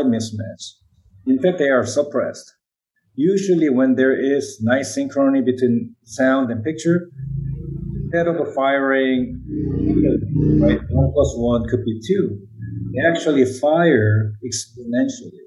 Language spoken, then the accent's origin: English; South Korea; accent: Korean; English is a second language; moved away; English is not my first language. I still maintain my Korean accent.